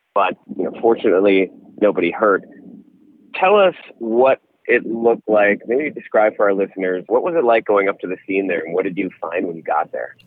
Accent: Door County, Wisconsin, United States; when you're growing up in Door County

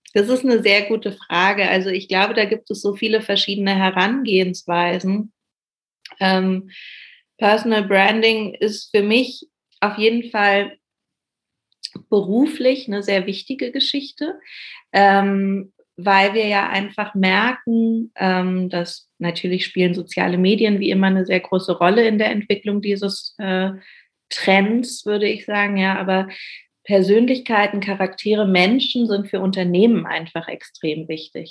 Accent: Berlin, Germany; gebürtige Berlinerin, lebe auch immer noch hier

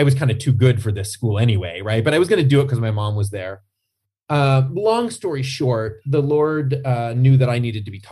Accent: Rhode Island, United States; moved away as an adult; also born or lived in Utah; now in Northern Virginia, United States; I grew up in Rhode Island

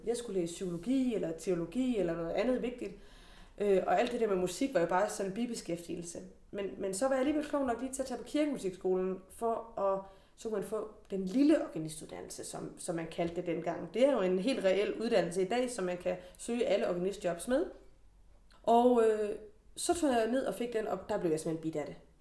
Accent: Denmark; da jeg var barn i Forborg

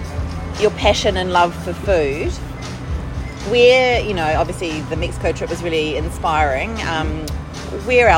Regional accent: New Zealand; now in Australia; I'm a New Zealander

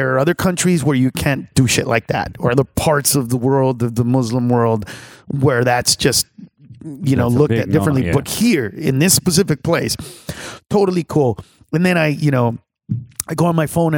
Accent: Honduras; Honduras, Central America

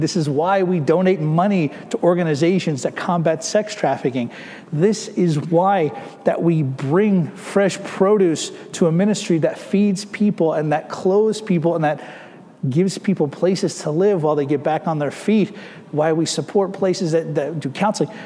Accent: United States; We are American citizens living in America

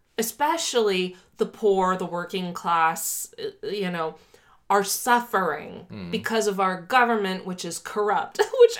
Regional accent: Miami, Florida, United States; When I was growing up in Miami, I was indoctrinated in capitalism.

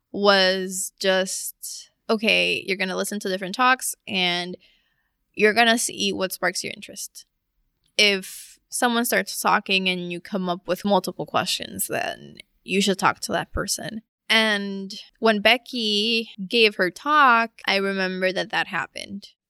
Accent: Puerto Rico; moved away; also born or lived in Philadelphia, Pennsylvania, United States; when I was three years old, they moved back to Puerto Rico my formation was heavily mm. influenced by, by Puerto Rico

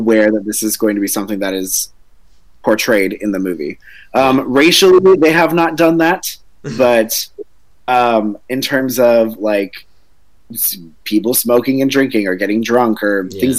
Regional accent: Los Angeles, California, United States; now in Orlando, United States; live currently in Orlando, Florida, but obviously we were, if he's mentioned or not, we've both been born and raised in Los Angeles

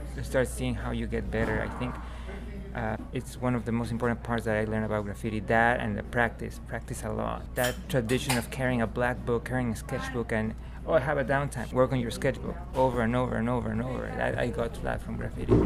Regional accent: Mexico City, Mexico; I grew up in Mexico City

